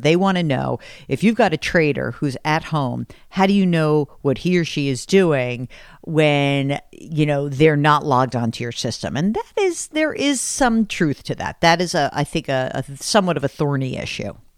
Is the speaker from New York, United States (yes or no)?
yes; New York City, New York, United States; New York City because that's my hometown